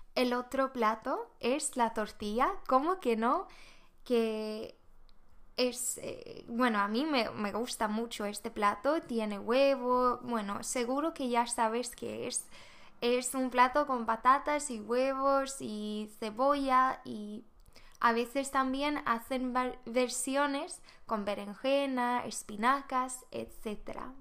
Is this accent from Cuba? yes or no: no; Sweden; Spanish is a second language; moved away as an adult; now in Spain; soy de Suecia